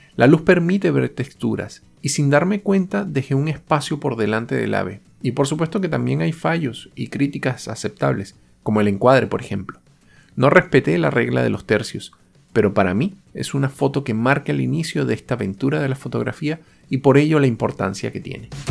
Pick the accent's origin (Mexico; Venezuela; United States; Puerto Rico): Venezuela; moved away